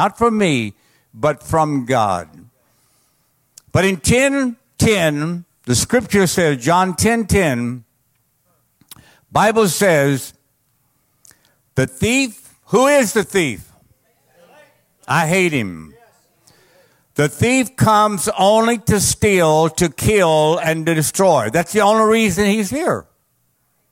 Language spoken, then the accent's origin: English; Cajun, Louisiana, United States; I'm a Cajun